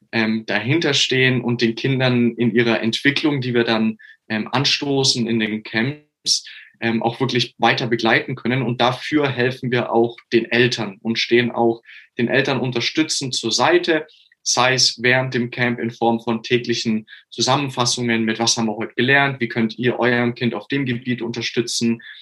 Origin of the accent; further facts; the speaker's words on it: Augsburg, Bavaria, Germany; ich komme aus Augsburg.